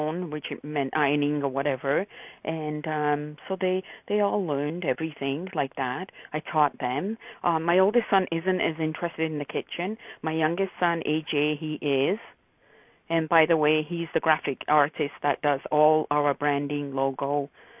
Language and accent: English; England, United Kingdom; moved away; I was born and raised in England